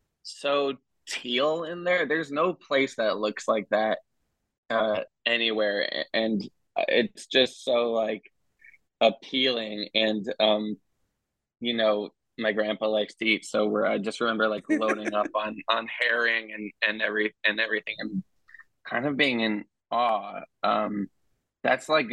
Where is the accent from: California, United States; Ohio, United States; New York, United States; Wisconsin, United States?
Wisconsin, United States; now in Brooklyn, United States; I'm from Wisconsin, where these places don't really exist.